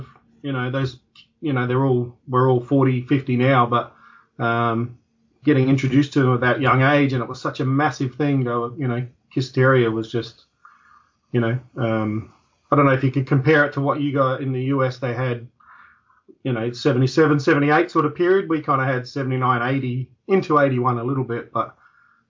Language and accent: English; Adelaide, South Australia, Australia; that's where I'm from